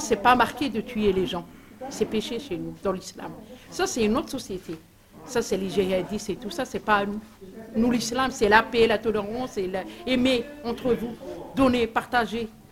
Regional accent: Algeria; now in France; nous les Algériens, on est plus français que lui

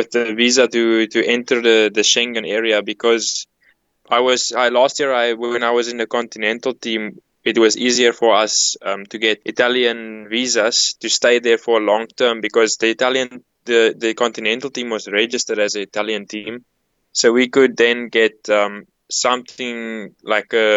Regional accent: South Africa; as a South African

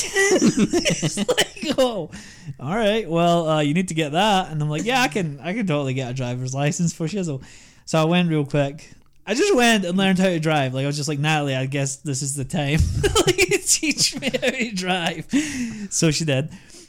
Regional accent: Scotland, United Kingdom; But the guy really liked my accent. We got to talking about Scotland, so he passed me.

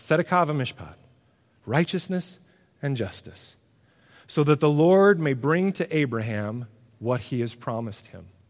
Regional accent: United States; who we are as Americans

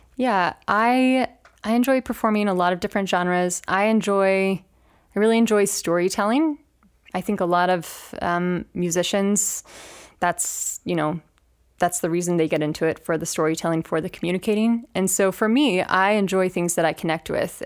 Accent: Chattanooga, Tennessee, United States; moved away as an adult; also born or lived in Denver; now in Grand Junction, United States; I am originally from Chattanooga, Tennessee

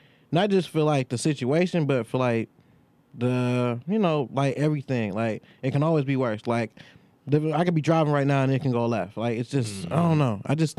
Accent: Detroit, Michigan, United States; I'm from the West Side.

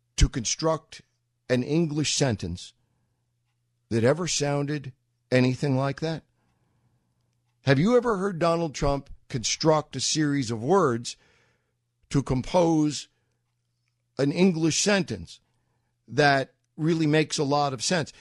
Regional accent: New York, United States; moved away; I'm a New Yorker. I lived in New York

